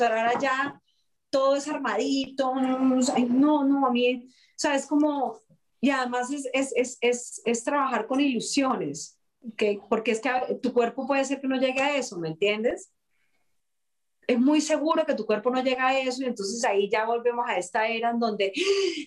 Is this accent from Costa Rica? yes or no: no; Colombia; nosotros como actores colombianos